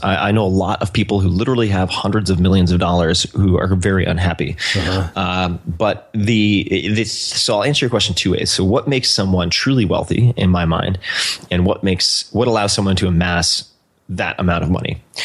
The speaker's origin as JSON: {"language": "English", "area": "Eastern Long Island", "region": "New York", "country": "United States", "tie": "born or raised there", "moved": "yes", "said": "I was born and raised on Eastern Long Island"}